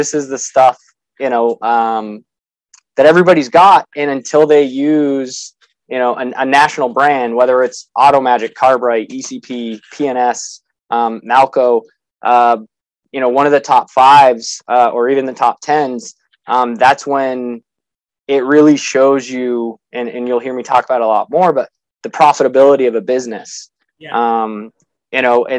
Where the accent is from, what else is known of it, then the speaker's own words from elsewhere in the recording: Massachusetts, United States; So I'm from New England. I'm from Massachusetts